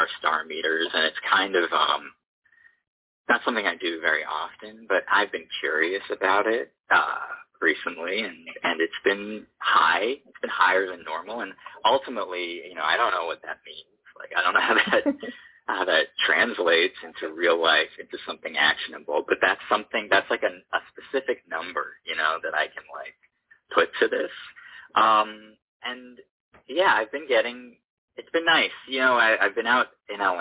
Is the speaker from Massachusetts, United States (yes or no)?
yes; Boston, Massachusetts, United States; moved away as an adult; now in Los Angeles, United States; We're from the Boston area